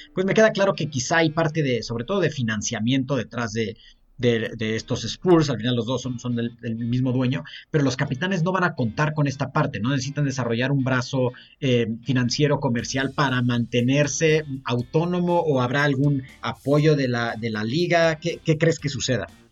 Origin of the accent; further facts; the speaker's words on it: Mexico; como mexicanos